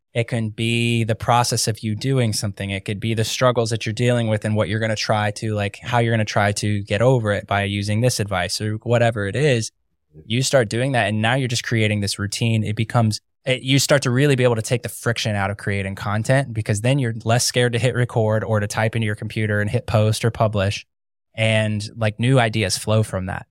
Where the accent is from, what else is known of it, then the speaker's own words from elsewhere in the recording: Ohio, United States; moved away as an adult; now in Florida, United States; I grew up in Ohio